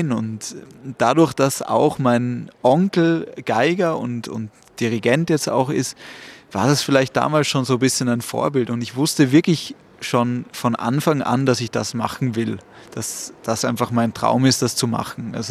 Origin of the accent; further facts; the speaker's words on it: Salzburg, Austria; dementsprechend bin ich eben in Salzburg geboren und aufgewachsen, habe aber weiterhin auch Familie in Luxemburg und es ist immer eine große Freude, nach Luxemburg natürlich zu kommen, zu, zu meinen Wurzeln eben.